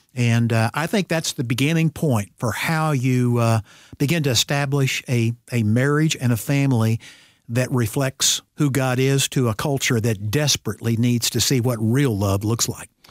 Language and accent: English; Ozark, Missouri, United States; I grew up in Ozark, Missouri, which I used to say was fifteen miles south of Springfield, Missouri